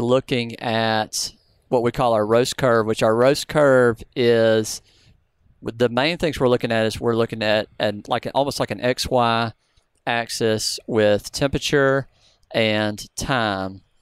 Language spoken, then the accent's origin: English; the South, United States; I'm from the South.